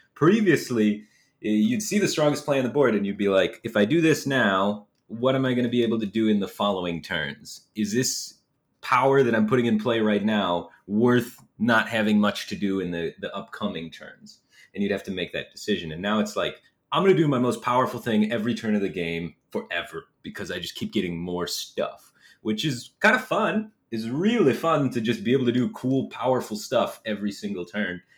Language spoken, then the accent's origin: English; Michigan, United States; I'm from Michigan, so winters here are very cold and snowy